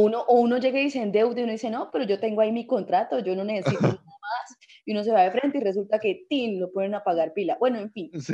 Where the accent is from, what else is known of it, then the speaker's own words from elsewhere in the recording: Colombia; yo soy colombiana